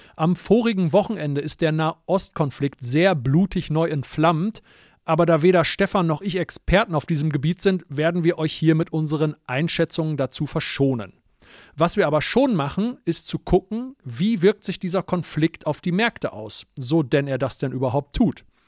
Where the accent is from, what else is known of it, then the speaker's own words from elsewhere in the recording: Germany; wir als Deutsche